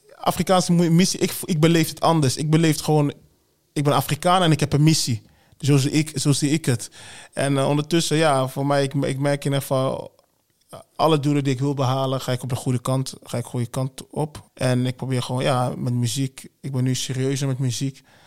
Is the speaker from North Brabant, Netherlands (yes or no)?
no; Wageningen, Gelderland, Netherlands; also born or lived in Congo; now in Arnhem, Netherlands; daarna Wageningen. Ik ben geen Arnhemmer. Arnhemmer, ja, ik woon in Arnhem.